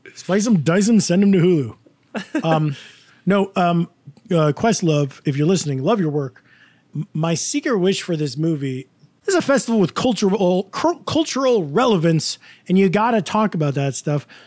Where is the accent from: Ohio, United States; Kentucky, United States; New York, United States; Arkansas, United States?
New York, United States; Woodstock; I'm from Woodstock